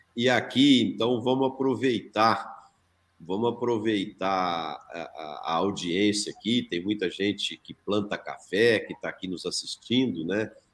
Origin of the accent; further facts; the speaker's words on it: Brazil; como brasileiro, e eu sou um apaixonado pelo meu país